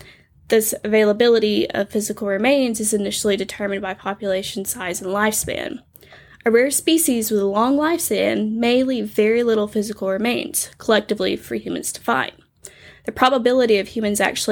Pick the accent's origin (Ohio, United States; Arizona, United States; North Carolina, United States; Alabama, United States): Alabama, United States; Alabama is pretty wooded.